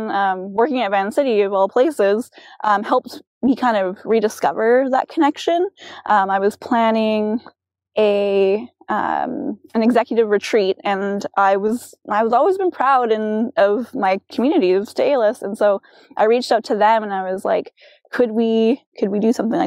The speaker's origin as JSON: {"language": "English", "town": "Chilliwack", "region": "British Columbia", "country": "Canada", "tie": "born or raised there", "said": "growing up in Chilliwack, I felt you know, I was far from that family"}